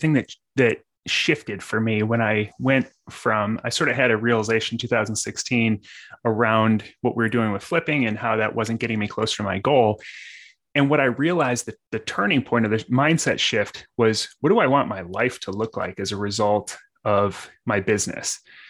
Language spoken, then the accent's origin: English; Illinois, United States; So, I mean, I'm originally from the South suburbs of Chicago